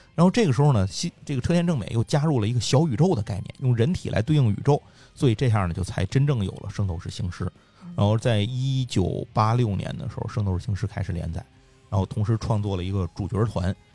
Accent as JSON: {"language": "Chinese", "region": "Tianjin", "country": "China", "tie": "born or raised there", "said": "我天津人嘛，就是我们家后头那块儿有一个地方是黄金花园儿"}